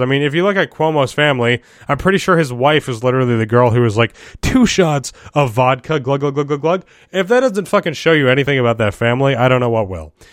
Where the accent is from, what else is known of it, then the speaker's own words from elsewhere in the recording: New York, United States; as a New Yorker